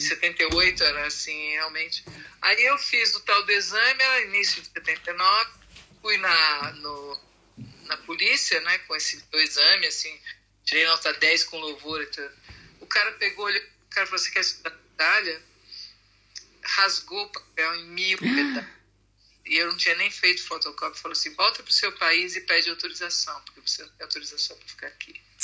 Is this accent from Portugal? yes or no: no; São Paulo, Brazil; moved away as an adult; now in Italy; Eu nasci em São Paulo